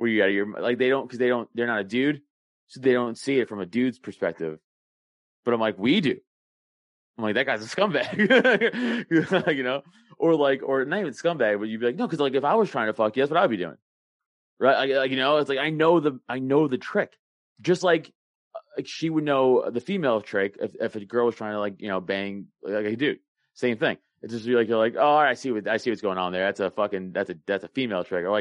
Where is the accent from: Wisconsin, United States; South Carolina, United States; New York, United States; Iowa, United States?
New York, United States; New York City; moved away as an adult; now in Newtown, Pennsylvania, United States; I grew up in Staten Island, New York